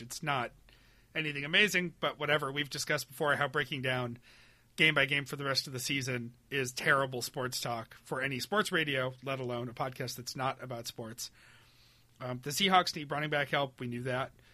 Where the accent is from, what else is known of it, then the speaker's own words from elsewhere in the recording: Webster, New York, United States; moved away; growing up in Webster, New York